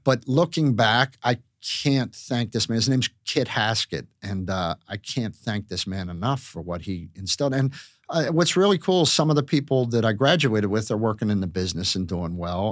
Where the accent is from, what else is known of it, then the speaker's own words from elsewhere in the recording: Pittsburgh, Pennsylvania, United States; moved away; growing up in Pittsburgh